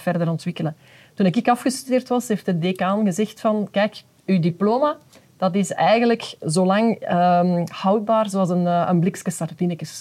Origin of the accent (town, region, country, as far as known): Belgium